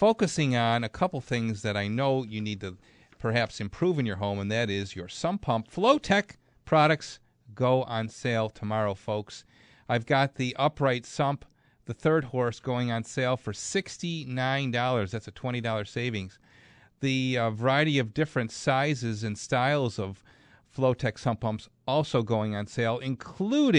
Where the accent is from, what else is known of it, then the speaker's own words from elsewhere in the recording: Clarence, New York, United States; Clarence. That's my hometown.